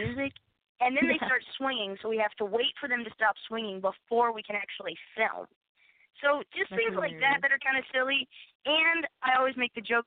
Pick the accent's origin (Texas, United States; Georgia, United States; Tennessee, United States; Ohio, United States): Tennessee, United States; Nashville; I was born in Nashville